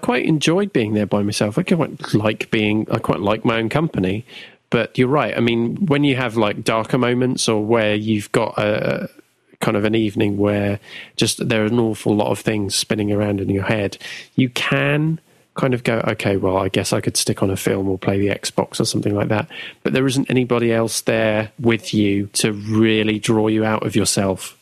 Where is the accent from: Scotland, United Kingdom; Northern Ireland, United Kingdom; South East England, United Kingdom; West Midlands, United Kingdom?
South East England, United Kingdom; Southampton; I've only ever been in Southampton. So I haven't relocated.